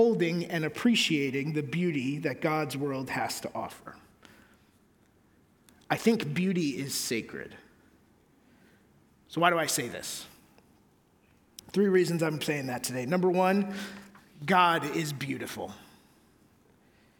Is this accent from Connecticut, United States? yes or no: yes; Connecticut, United States; where I grew up in Connecticut